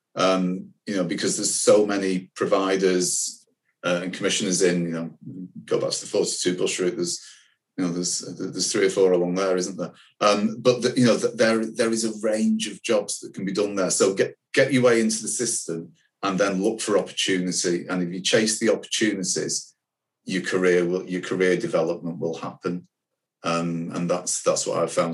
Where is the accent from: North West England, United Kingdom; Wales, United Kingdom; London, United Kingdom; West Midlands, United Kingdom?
North West England, United Kingdom; Manchester; I'm a proud Manc, um, I was born in Manchester.